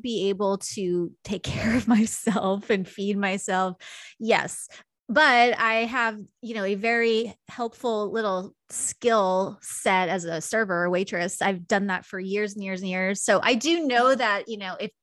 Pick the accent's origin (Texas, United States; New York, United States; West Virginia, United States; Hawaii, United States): New York, United States; Long Island; I grew up in New York in a pretty, you know, like stereotypically Long Island Jewish family